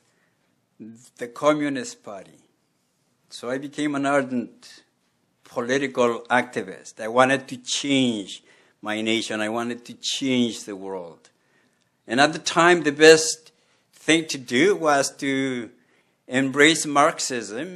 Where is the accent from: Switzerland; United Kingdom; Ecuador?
Ecuador; Quito, Pichincha; moved away; I grew up in Quito, Ecuador, South America